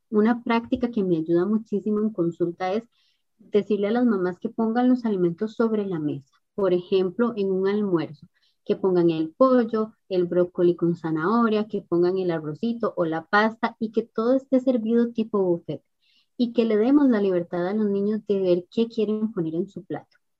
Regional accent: Costa Rica; acá en mi país, en Costa Rica

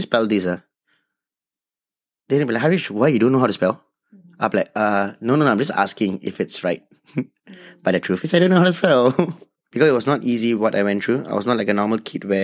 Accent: Singapore; I'm from Singapore. I'm a local Indian

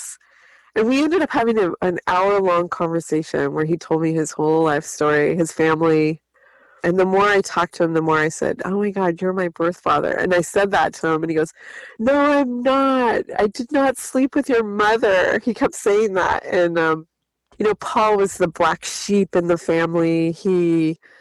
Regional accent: San Bernardino, California, United States; I grew up in San Bernardino

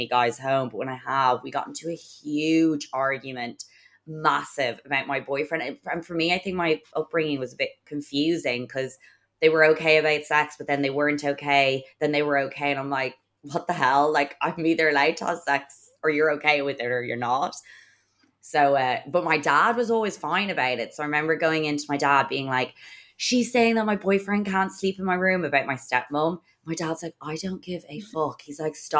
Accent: Ireland; we're obviously Irish and it's obviously a strict Catholic country as well

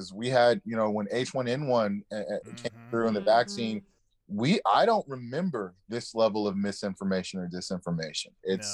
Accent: Los Angeles, California, United States; But I grew up in the inner city of Los Angeles

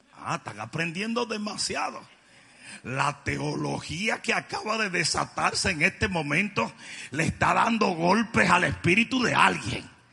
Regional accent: Dominican Republic; cómo somos los dominicanos

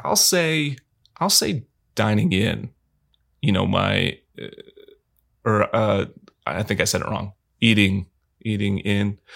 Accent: Michigan, United States; I'm from Michigan

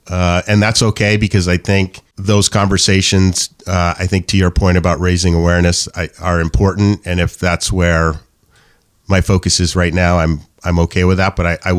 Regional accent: New Hampshire, United States; born there; I was born in New Hampshire. I've never left.

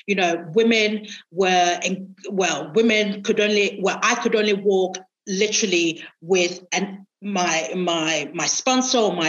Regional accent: Nigeria; moved away; I grew up with him in Nigeria.

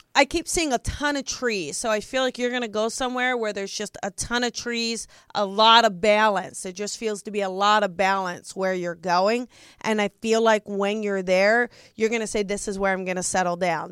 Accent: New Jersey, United States; I'm from Jersey.

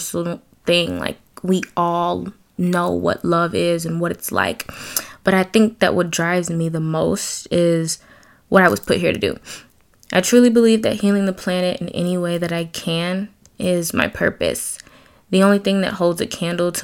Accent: Detroit, Michigan, United States; I'm from Detroit, born and raised

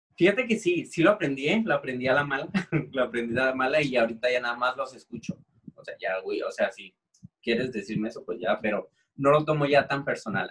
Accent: Tijuana, Baja California, Mexico; los dos somos de aquí a Tijuana

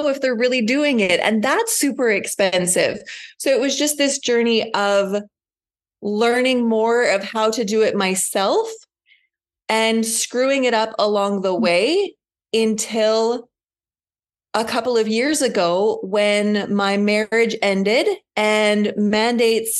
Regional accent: just outside Winnipeg, Manitoba, Canada; I am from Manitoba, just outside Winnipeg.

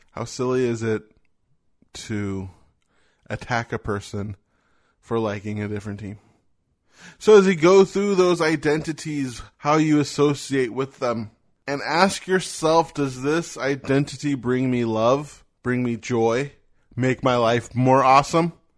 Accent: United States; I am an American.

